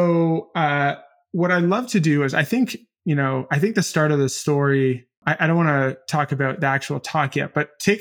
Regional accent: Canada; growing up in Canada

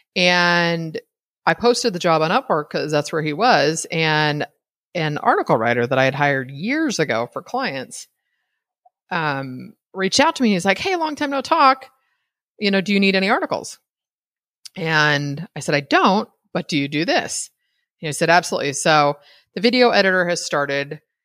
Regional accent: California, United States; I'm from California

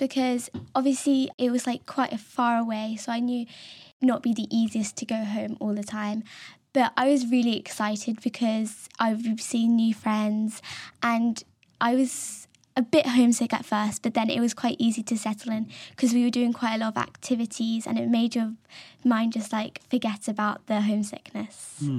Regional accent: London, United Kingdom; I'm from London.

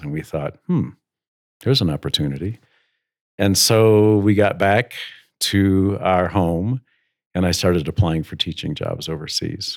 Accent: Michigan, United States; moved away as an adult; also born or lived in Cleveland / Singapore; I grew up in Michigan

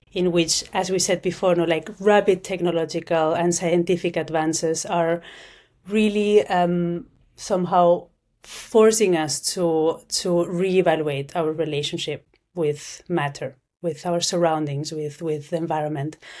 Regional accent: Barcelona, Catalonia, Spain; now in Zurich, Switzerland; I'm from Spain, I'm from Barcelona, but I'm based in, in Zurich, in Switzerland

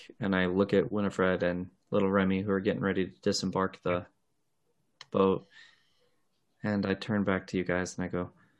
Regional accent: Central Valley, California, United States; I'm from the Central Valley.

